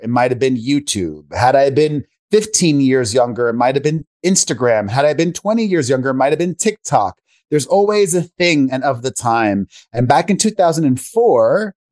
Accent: Miami, Florida, United States; moved away as an adult; also born or lived in New York; now in Las Vegas, United States; I grew up in Miami, Florida, the son of two Cuban immigrants

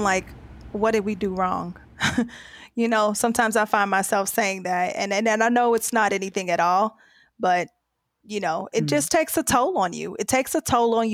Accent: United States; I'm from the U.S.

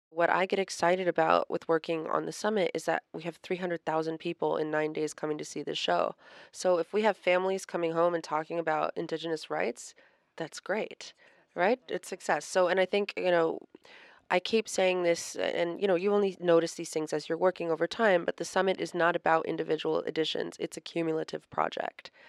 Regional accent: United States; I'm American

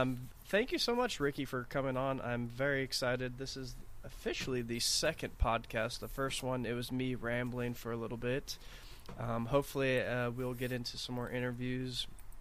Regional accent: Texas, United States; now in Los Angeles area, United States; I grew up in Texas

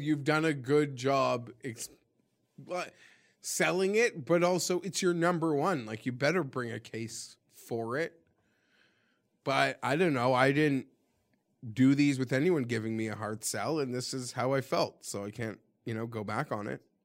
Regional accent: Canada; being Canadian

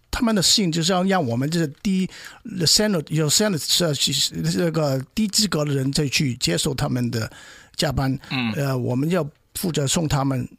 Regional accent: China; moved away as an adult; now in United States; 像像我们中国人做事也不会乱来的

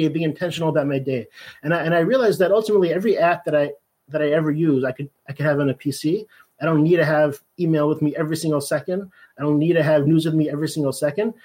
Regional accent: Los Angeles, California, United States; moved away as an adult; now in Baltimore, United States; I live in Baltimore, Maryland. I grew up in Los Angeles, California, but, you know, I migrated here for school and got married, settled down here

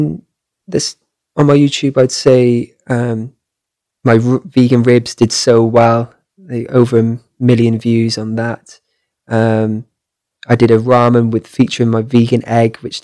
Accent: Cardiff, Wales, United Kingdom; I traveled right down south to Cardiff, where I'm from

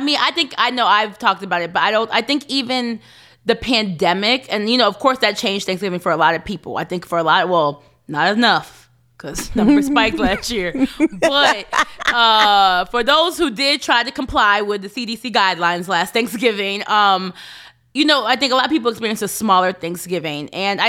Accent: United States; I think that's where I feel the split in me being African American and my parents right. being Kenyan.

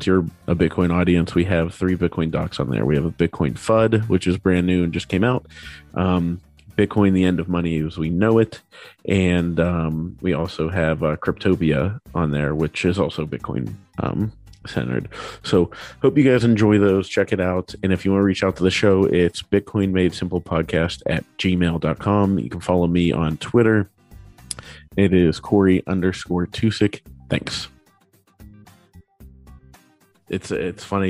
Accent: Pittsburgh, Pennsylvania, United States; I'm from Pittsburgh

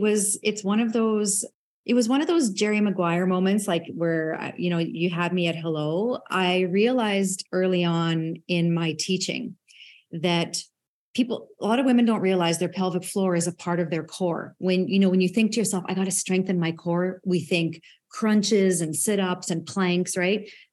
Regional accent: Saskatchewan, Canada; as a farm kid growing up in Saskatchewan

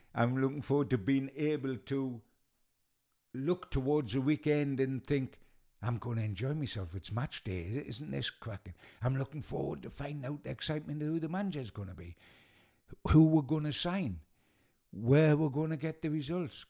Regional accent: Newcastle upon Tyne, North East England, United Kingdom; I'm a Geordie

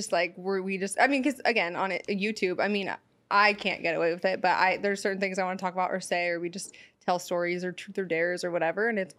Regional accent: San Francisco, California, United States; now in Los Angeles, United States; because I'm from San Francisco, so I'm not really into this LA life, even though I live here.

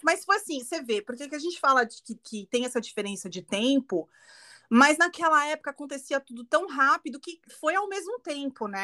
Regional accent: Guarulhos, São Paulo, Brazil; eu sou de Guarulhos

